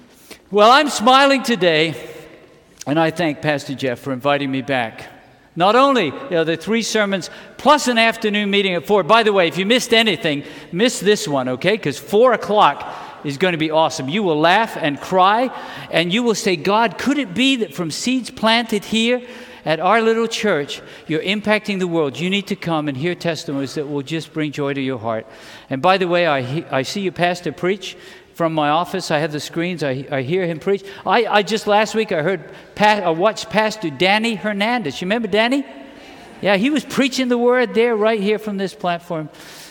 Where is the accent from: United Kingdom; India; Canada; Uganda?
United Kingdom; England; born there; The British, when the British celebrate, I was born in England, the British celebrate like this.